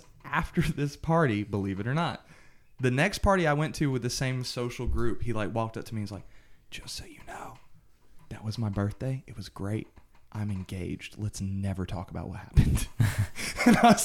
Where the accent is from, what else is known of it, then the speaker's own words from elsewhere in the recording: South Georgia, United States; now in Atlanta, United States; I'm from South Georgia